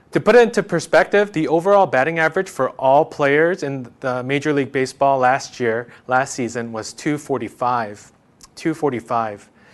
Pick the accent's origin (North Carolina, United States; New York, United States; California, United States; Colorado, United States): New York, United States; I'm from New York